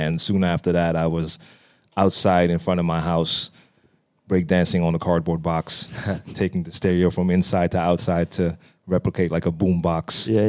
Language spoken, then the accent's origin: English; Amsterdam, North Holland, Netherlands; Born and raised in Amsterdam, and actually raised not that far from where we're sitting right now. It's probably like a 15-minute walk from my entire youth.